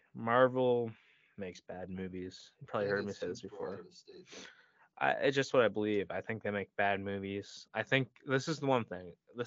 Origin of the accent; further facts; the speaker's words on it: Vermont, United States; I'm from Vermont, personally.